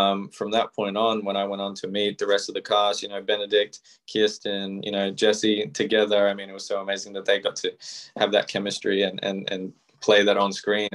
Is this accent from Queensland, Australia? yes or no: no; Melbourne, Victoria, Australia; the house that I grew up in here in Melbourne, Australia